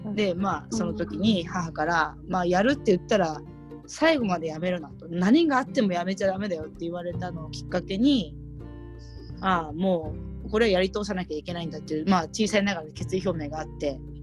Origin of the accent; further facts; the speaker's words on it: Ibaraki, Japan; also born or lived in Tokyo; 茨城にまた戻ってきて